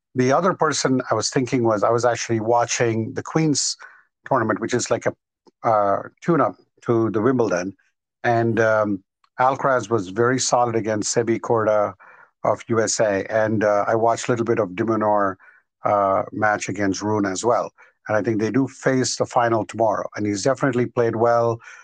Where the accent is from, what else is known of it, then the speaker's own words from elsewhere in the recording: India; moved away; I grew up in India till about right. 1993